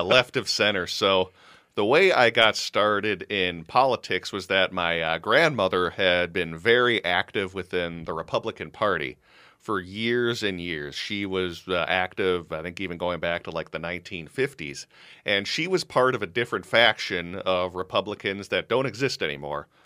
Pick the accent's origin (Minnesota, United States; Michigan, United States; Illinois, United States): Minnesota, United States; also born or lived in Los Angeles, California; Dad got a job back in Minnesota, so that's how I ended up here, probably when I was about like seven or eight years old